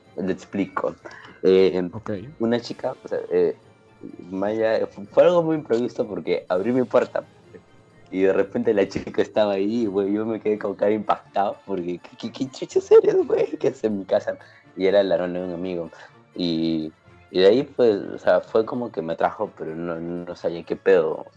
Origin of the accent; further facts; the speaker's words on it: Peru; somos peruanos, vivimos en un país tercermundista, la mayoría hemos crecido con una, con una crianza cristiana